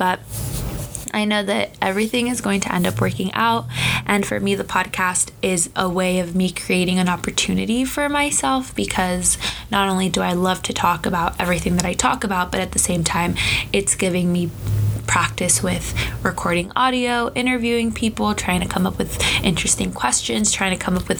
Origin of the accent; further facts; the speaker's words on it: Southern California, United States; I'm from Southern California